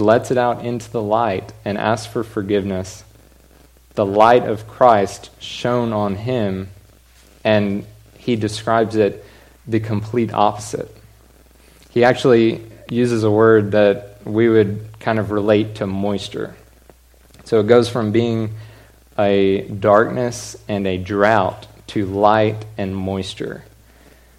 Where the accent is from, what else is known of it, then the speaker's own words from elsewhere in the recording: Allen, Texas, United States; also born or lived in Stephenville, Texas; my whole life, I grew up in Allen